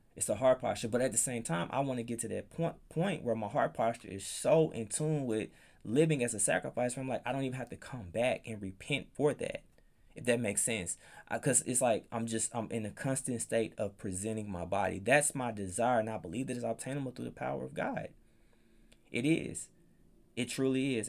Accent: Palm Bluff, United States; moved away as an adult; I grew up in Palm Bluff

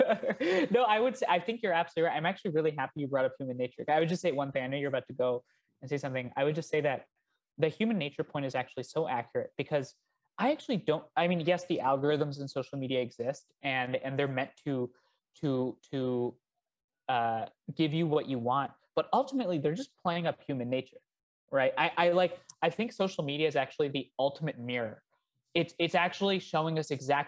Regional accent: India; now in United States; I come from India.

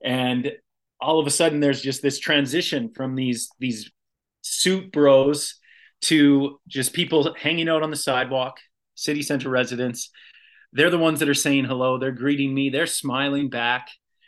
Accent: Red Deer, Alberta, Canada; now in Edmonton, Canada; In rural Alberta, I grew up just outside of Red Deer, in between Red Deer and Black Falls.

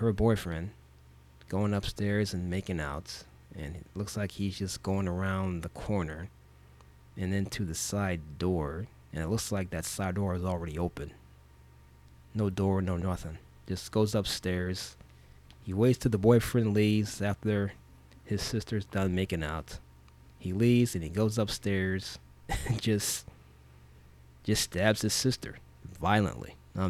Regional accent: Illinois, United States; I was raised in Illinois.

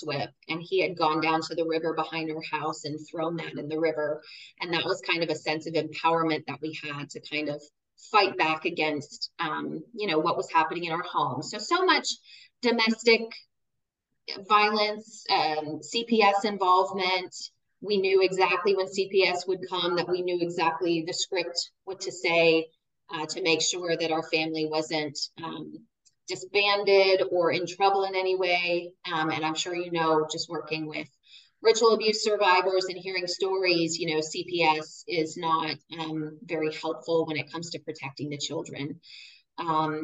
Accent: near San Francisco, California, United States; I was born near San Francisco, California

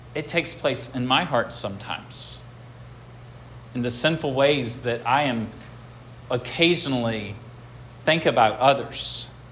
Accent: United States

